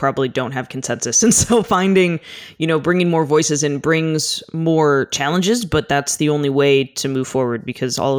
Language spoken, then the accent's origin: English; United States; I was born inland in the United States, not in a coastal area at all. And so growing up in the desert